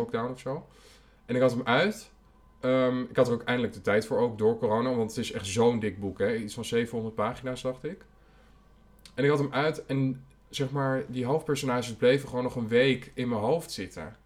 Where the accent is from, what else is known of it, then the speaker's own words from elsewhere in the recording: Almelo, Overijssel, Netherlands; now in Amsterdam, Netherlands; ik groeide op in Almelo